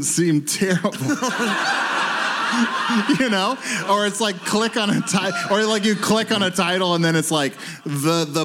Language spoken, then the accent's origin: English; Lima, Ohio, United States; also born or lived in Athens, Ohio; I was born in Lima, Ohio